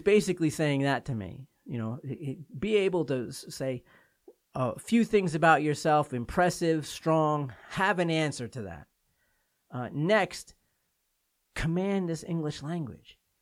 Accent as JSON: {"language": "English", "region": "New York", "country": "United States", "moved": "yes", "said": "I'm from New York"}